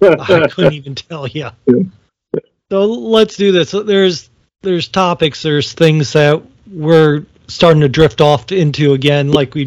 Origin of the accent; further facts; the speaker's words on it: Ohio, United States; I grew up in Ohio